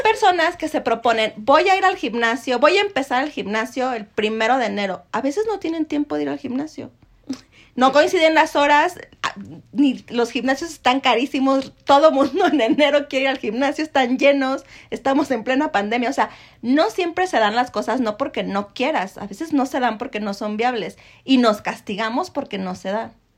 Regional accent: Mexico; como mexicanos

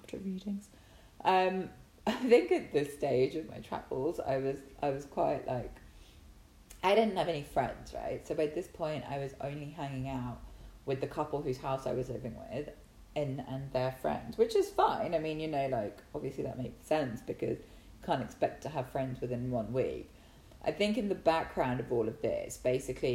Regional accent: England, United Kingdom; moved away; since I come from England

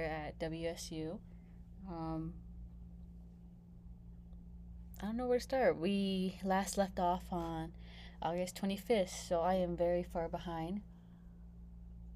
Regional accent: California, United States; moved away as an adult; I come from Cali

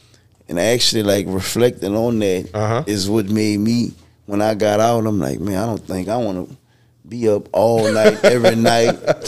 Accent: Louisiana, United States; we're all from Louisiana.

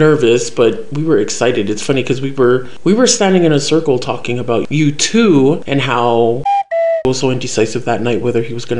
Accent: Utah, United States; I was born and raised here in Utah.

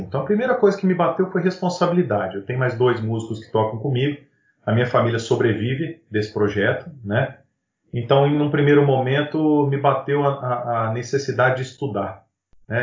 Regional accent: São José do Rio Preto, São Paulo, Brazil; eu sou de São José do Rio Preto, interior de São Paulo

